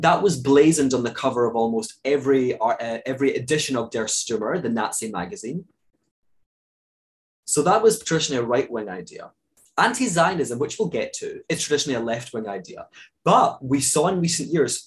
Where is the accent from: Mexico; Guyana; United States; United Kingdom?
United Kingdom; I'm a British Jew